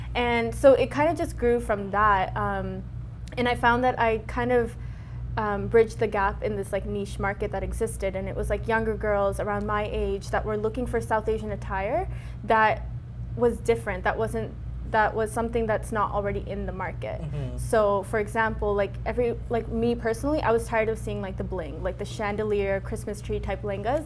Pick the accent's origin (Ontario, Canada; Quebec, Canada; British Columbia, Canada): Ontario, Canada; Brampton; when I grew up in Brampton, I, I didn't grow up in like the brown part of Brampton